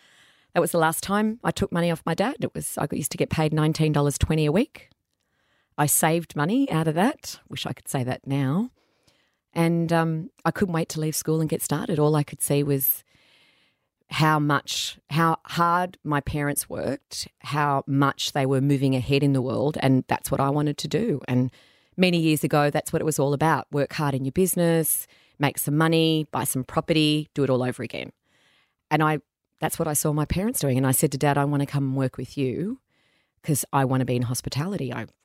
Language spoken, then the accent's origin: English; Caringbah, New South Wales, Australia; So I went to school around Caringbah.